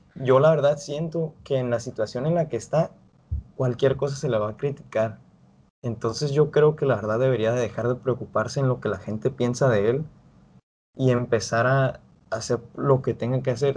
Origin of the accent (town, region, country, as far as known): Mexico